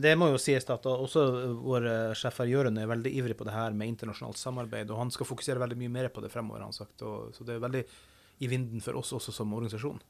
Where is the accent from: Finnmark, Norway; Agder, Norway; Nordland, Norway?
Finnmark, Norway; jeg er fra Finnmark.